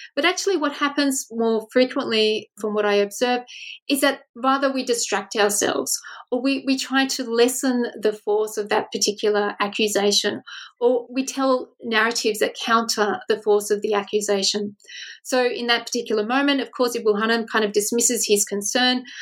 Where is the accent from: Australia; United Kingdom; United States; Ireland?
Australia; as an Australian researcher